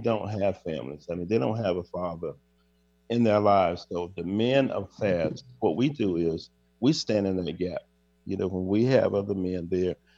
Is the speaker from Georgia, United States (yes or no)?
yes; Georgia, United States; I'm from Georgia